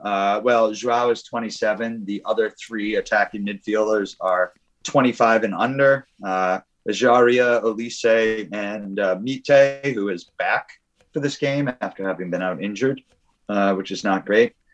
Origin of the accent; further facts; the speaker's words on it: United States; as an American